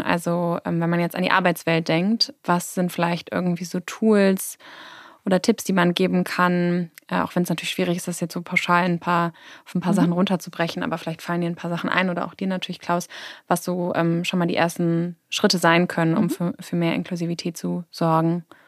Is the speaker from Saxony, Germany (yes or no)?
no; Hamburg, Germany; ich bin auch in Hamburg groß geworden